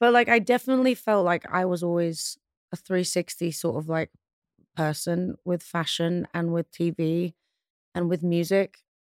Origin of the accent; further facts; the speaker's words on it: London, United Kingdom; also born or lived in Pristina, Kosovo; I moved to London when I was one